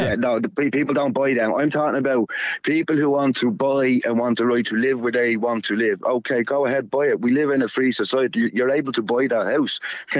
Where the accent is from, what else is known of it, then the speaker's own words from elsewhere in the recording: Dublin, Leinster, Ireland; now in Westmeath, Ireland; we're all from Dublin where I live.